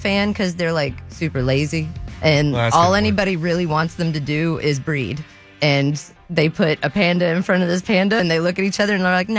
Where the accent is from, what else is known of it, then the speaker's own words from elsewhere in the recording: West Virginia, United States; I mean, I'm from West Virginia